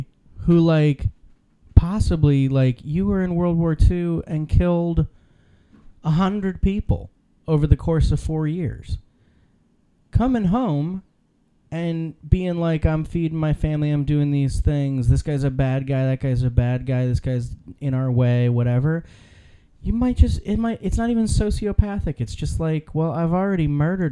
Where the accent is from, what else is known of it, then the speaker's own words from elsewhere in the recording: Ohio, United States; I grew up in Ohio